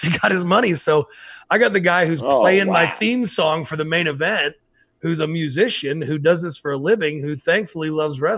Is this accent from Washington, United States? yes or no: no; Western Maryland, United States; I grew up in Western Maryland